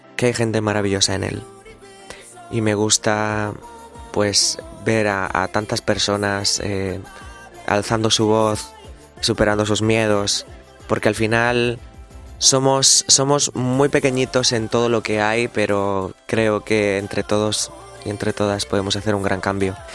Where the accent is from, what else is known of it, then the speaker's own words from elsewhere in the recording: Ricote, Region of Murcia, Spain; mi pueblo de Ricote, de mi, de mi, de mi Murcia querida